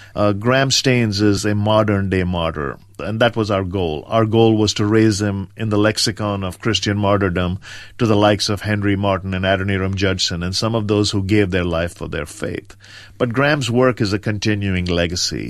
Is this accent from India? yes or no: yes; India; moved away; I grew up in rural India on the east coast, uh, a small town between Madras